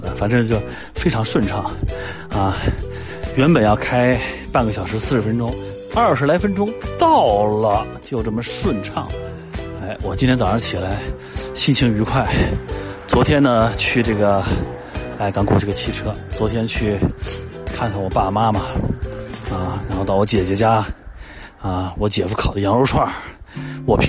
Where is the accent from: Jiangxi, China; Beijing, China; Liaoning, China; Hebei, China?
Jiangxi, China; Nanchang; born there; 那要按这个算呢，那我就是这个呃南昌人，哎，我出生在江西南昌，但是我户口本上呢都是按照爸爸写的。